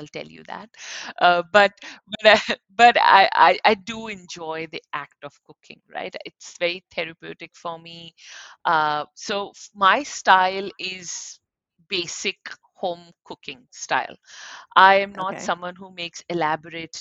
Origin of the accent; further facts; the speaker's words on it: Ulhasnagar, Maharashtra, India; moved away as an adult; also born or lived in Mumbai, India; now in Sydney, Australia; I grew up in a city that, actually not a city, a town, that was Ulhasnagar